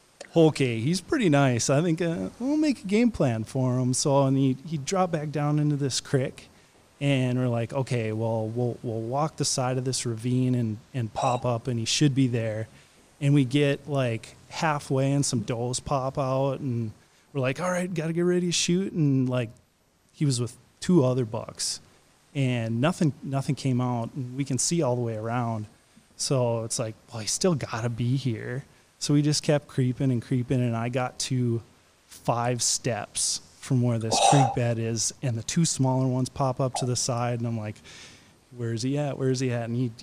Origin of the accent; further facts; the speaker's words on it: Minnesota, United States; I grew up in Minnesota